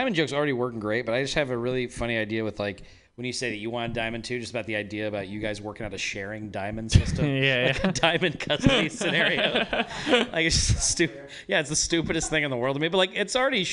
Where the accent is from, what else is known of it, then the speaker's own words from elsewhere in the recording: Reno, Nevada, United States; now in Oakland, United States; I'm originally from Reno, Nevada